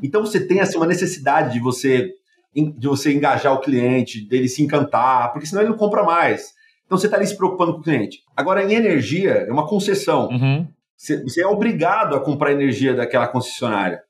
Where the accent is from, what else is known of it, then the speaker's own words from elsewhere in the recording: United States; moved away as an adult; now in Brazil; Eu cresci nos Estados Unidos